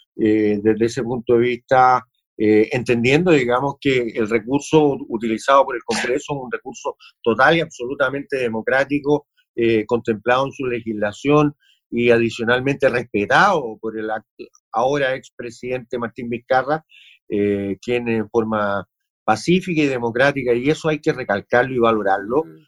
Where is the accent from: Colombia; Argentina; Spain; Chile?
Chile; nosotros, como latinoamericanos y como chilenos